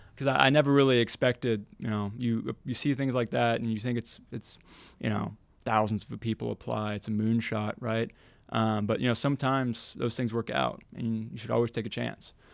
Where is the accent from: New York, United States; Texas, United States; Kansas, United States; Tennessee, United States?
Tennessee, United States; Nashville; moved away as an adult; also born or lived in Mobile, Alabama; now in Washington, United States; from basically from the fifth grade on, I, I grew up here in Nashville, spent my college years here in Nashville